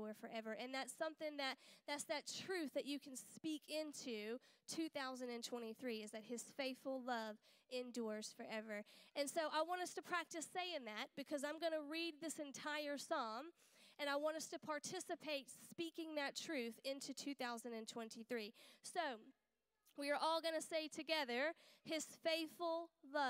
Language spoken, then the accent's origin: English; United States; now in United Kingdom; I'm not from here. I'm from America.